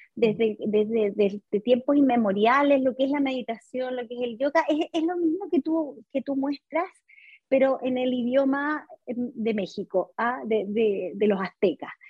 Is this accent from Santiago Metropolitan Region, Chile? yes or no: yes; Santiago, Santiago Metropolitan Region, Chile; Soy de Chile, sí, de Santiago.